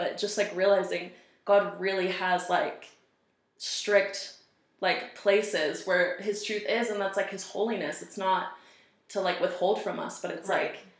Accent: Seattle, Washington, United States; moved away as an adult; also born or lived in Colorado Springs, Colorado; I'm from Seattle area. So, I was born in Seattle, Washington, and I lived there until I was 21, until I moved to Colorado Springs

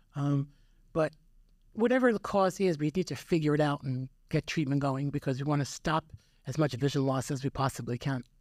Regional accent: Yonkers, New York, United States; moved away as an adult; also born or lived in Manhattan, New York; now in Elizabeth, United States; I was born and raised in, uh, Yonkers

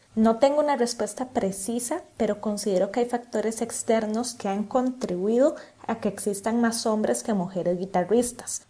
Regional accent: Costa Rica; como guitarristas costarricenses

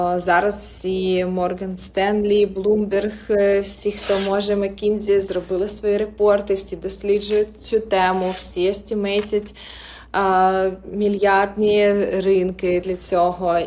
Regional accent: Crimea, Ukraine; moved away; я, наприклад, народилася в Криму

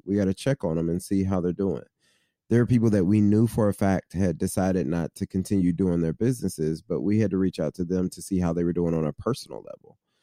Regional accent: Midwest, United States; now in Cincinnati, United States; somebody who was born and raised in the Midwest

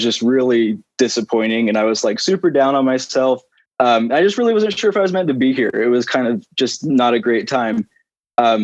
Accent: Payson, Utah, United States; I've grown up in Utah my whole life, basically. My hometown's Payson, Utah, just like 20 minutes south of UVU

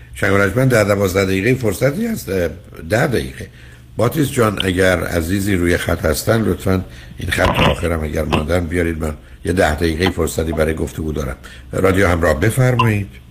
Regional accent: Iran; ما ایرانی هستیم

